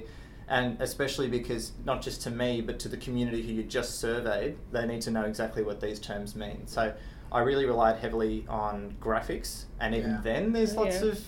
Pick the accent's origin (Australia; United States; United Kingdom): Australia; I'm from Australia